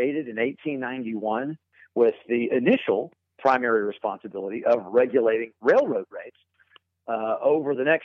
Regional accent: Irving, Texas, United States; I grew up in Texas, in fact, in the Irving area, which is just outside of Dallas.

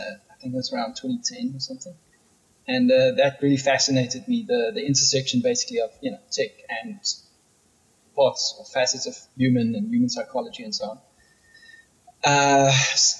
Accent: Pretoria, Gauteng, South Africa; moved away as an adult; now in Cape Town, South Africa; I grew up in Pretoria and I lived there for 30 years and moved to Cape Town about 10 years ago

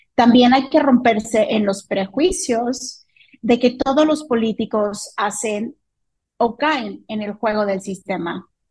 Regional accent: Mexico; en México vivimos una crisis de inseguridad

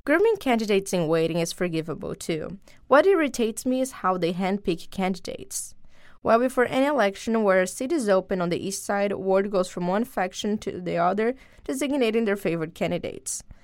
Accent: Brazil; moved away; this community that I am part of since I'm from Brazil

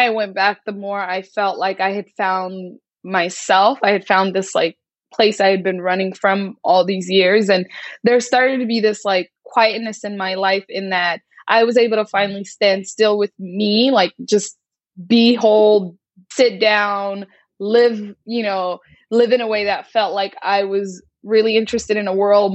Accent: United States; I'm very American with like Somali spiciness

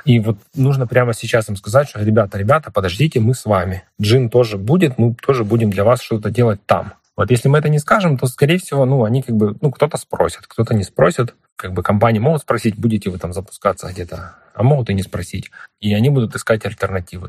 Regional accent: Ukraine; мы из Украины

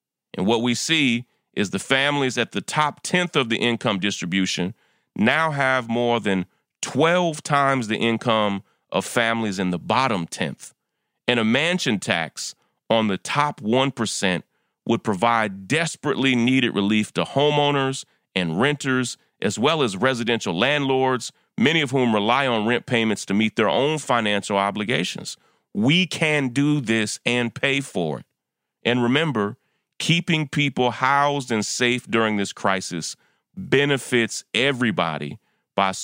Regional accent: New York, United States; my home state of New York

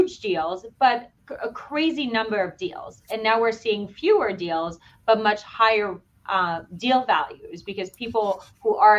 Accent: Lyon, Auvergne-Rhône-Alpes, France; now in Boston, United States; Grew up in France. I am actually from Lyon

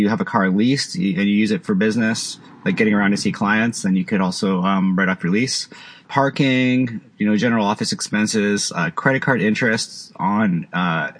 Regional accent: Canada; also born or lived in Vancouver, British Columbia; I live in Vancouver. I'm from Canada

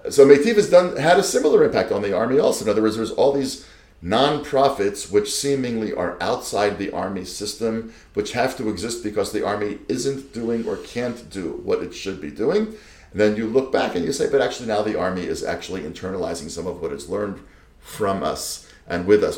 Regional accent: United States; moved away as an adult; now in Israel; And as a fellow immigrant, you came from the Netherlands, I came from the States, but you know, we're all in this together.

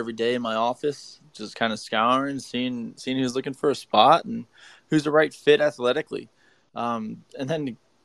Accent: Streetsboro, Ohio, United States; it's in Streetsboro. So my hometown

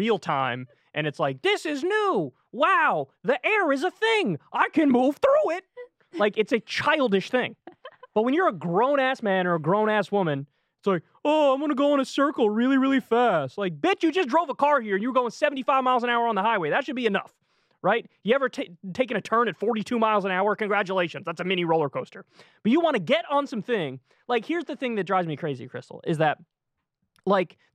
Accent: New York, United States; Where I grew up in New York

